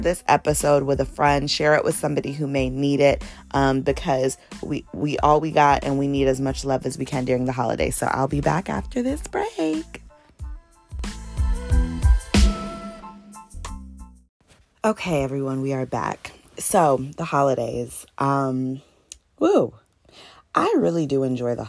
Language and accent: English; Northern Virginia, United States; now in Atlanta, United States; I'm actually from Virginia. Shout out to Northern Virginia